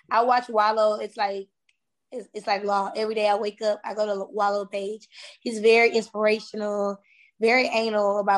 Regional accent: Atlanta, Georgia, United States; You know I'm from Atlanta.

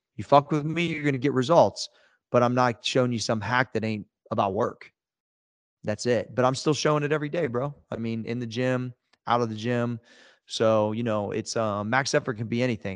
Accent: Ohio, United States; we're both from Ohio

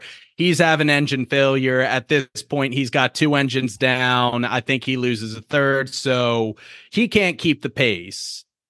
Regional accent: Ireland; You know, they like me because I'm Irish.

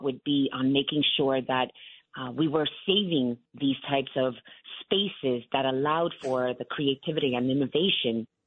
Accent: New York City, New York, United States; I was born and raised in Williamsburg

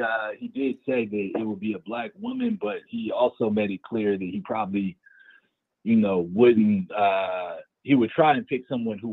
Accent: California, United States; I'm from California

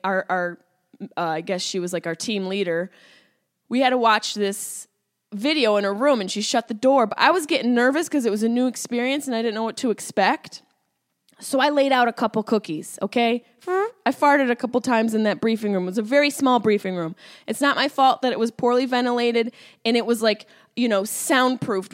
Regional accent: Syracuse, New York, United States; accent: Syracuse; my Syracuse accent came out.

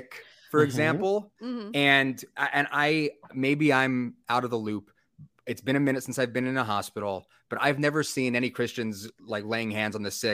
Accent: just outside of San Diego, California, United States; I grew up just outside of San Diego

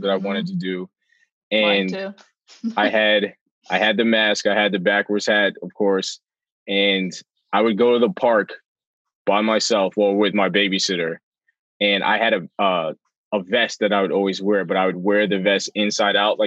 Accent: New York City, New York, United States; I grew up in Parkchester in the Bronx

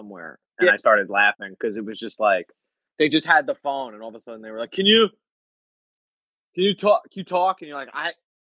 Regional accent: New York, United States; I'm from New York and we're in Boston.

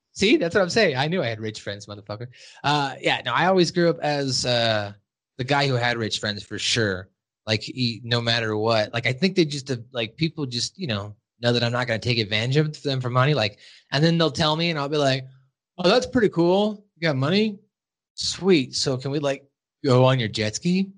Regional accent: Montana, United States; moved away as an adult; also born or lived in Arizona; I was from Montana

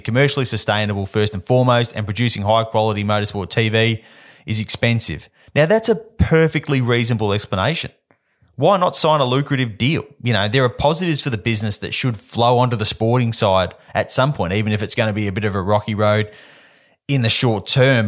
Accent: Perth, Western Australia, Australia; I grew up in Perth

